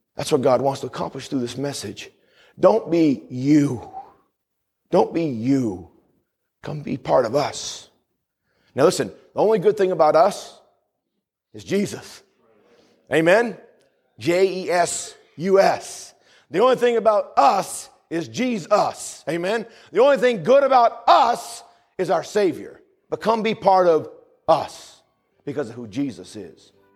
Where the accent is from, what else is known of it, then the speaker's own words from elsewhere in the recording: New England, United States; also born or lived in the South (US); Where I grew up in New England, it's you guys, you guys